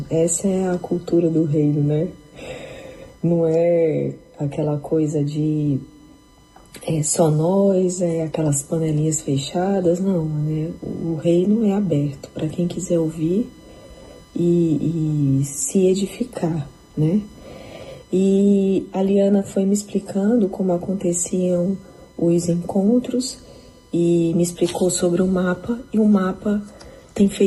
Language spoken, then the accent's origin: Portuguese; Fortaleza, Ceará, Brazil; now in Japan; eu moro aqui no Japão há quatro anos com meu marido e meus três filhos. Mas eu sou de Fortaleza e me converti há uns 20 anos